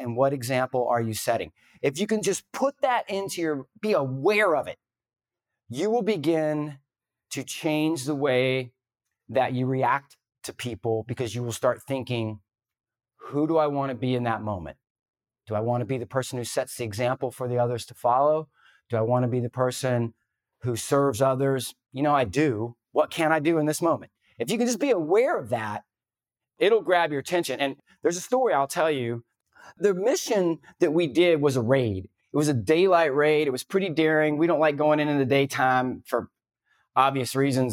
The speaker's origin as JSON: {"language": "English", "region": "the South", "country": "United States", "tie": "born or raised there", "said": "I grew up in the South"}